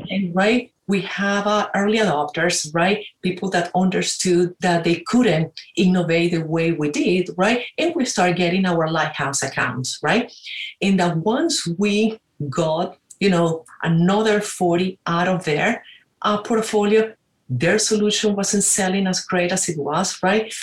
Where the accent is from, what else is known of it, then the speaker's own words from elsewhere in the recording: Caracas, Capital District, Venezuela; moved away as an adult; also born or lived in Pittsburgh; now in United States; I'm originally from Venezuela, uh, Caracas. And uh, I like to say I came to the United States for two years, 26 years ago.